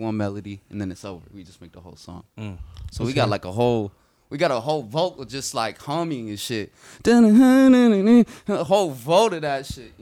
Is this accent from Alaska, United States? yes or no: no; Arizona, United States; I'm from Arizona